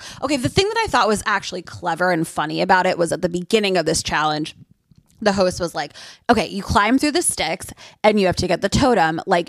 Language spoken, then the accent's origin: English; New Jersey, United States; I just knew that it was popular because I'm from New Jersey.